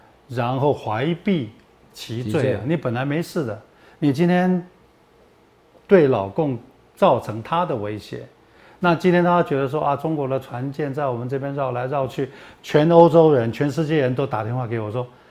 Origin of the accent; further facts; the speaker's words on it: Taiwan; 我们台湾人